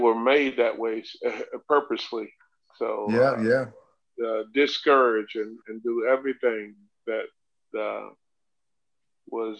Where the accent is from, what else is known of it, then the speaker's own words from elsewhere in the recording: Chipley, Florida, United States; also born or lived in Dothan, Alabama; my hometown, Chipley, Florida